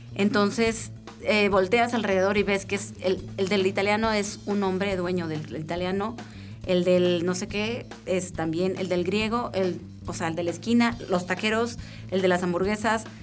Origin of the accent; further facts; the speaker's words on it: northern Mexico, Mexico; moved away as an adult; now in Querétaro, Mexico; Nosotros somos norteños